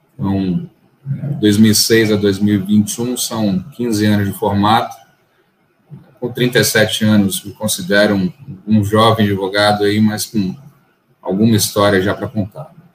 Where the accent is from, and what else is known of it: Salvador, Bahia, Brazil; born or raised there; also born or lived in São Paulo